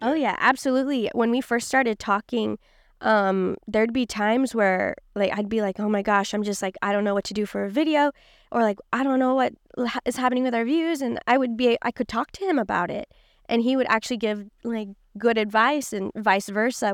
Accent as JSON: {"language": "English", "town": "Kansas City", "region": "Missouri", "country": "United States", "tie": "born or raised there", "moved": "yes", "lives_now": "Los Angeles, United States", "said": "I grew up in Kansas City, Missouri"}